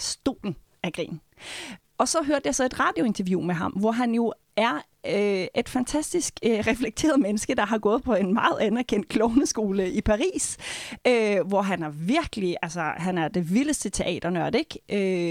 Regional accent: Norway; moved away; nu er jeg nordmand

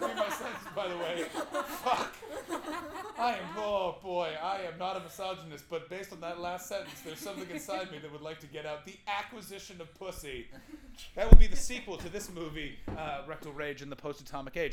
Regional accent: Ottawa, Ontario, Canada; moved away; my hometown

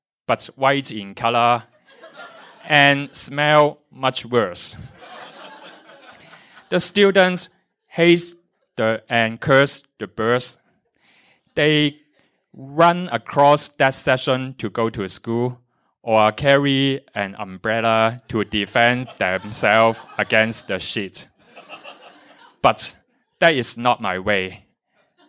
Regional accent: Tai Po, Hong Kong; I grew up in Taipo, where there is more nature and a lot of wildlife

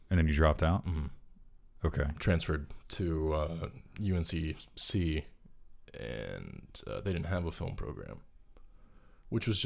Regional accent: North Carolina, United States; I'm from North Carolina.

